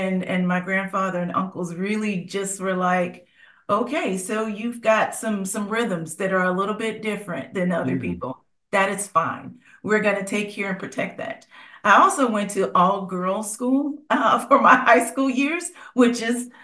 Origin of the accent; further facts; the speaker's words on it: Cincinnati, Ohio, United States; now in Nashville, United States; former Midwesterner, I'm from Cincinnati, Ohio